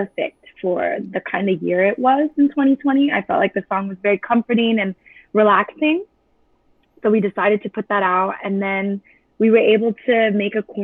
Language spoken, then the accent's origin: English; Chula Vista, California, United States; I'm from San Diego. Okay. Chula Vista, to be exact. And my manager came up with the idea to put CDs at my high school